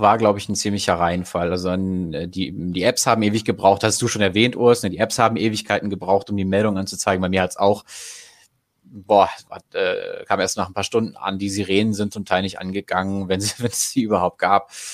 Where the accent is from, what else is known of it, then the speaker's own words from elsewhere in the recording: Goslar, Lower Saxony, Germany; Ich komme zum Beispiel aus Goslar